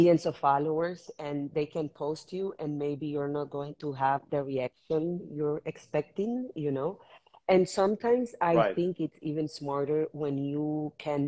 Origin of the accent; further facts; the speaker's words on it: Managua, Nicaragua; also born or lived in Argentina / New York; now in Miami, United States; I'm Managua born from Nicaragua. I'm Miami based in the last 4 years.